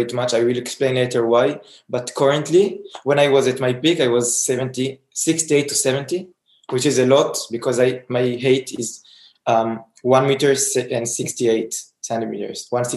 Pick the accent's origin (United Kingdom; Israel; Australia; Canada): Israel; You guys know I'm from Israel already.